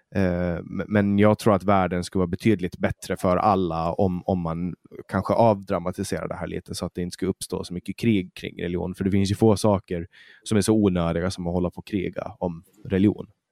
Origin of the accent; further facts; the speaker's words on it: Åland, Finland; moved away as an adult; now in Sweden; Jag är ju finsk medborgare och jag är född och uppvuxen på Åland.